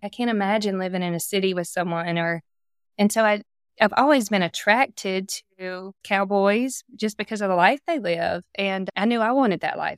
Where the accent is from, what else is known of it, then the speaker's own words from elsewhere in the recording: South Carolina, United States; I grew up just in the South